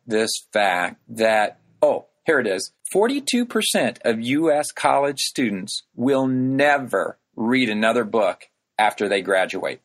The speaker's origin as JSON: {"language": "English", "region": "rural Illinois", "country": "United States", "tie": "born or raised there", "moved": "yes", "lives_now": "Chicago, United States", "said": "a tractor going around the main square in my hometown that I grew up in."}